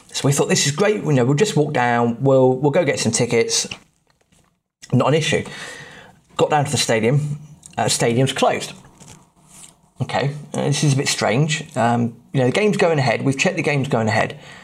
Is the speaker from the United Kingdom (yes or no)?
yes; England, United Kingdom; As an English football fan